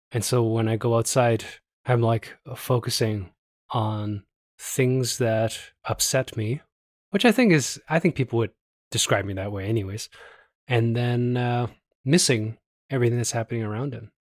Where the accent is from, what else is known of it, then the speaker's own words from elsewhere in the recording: Toronto, Ontario, Canada; now in Calgary, Canada; I'm from Toronto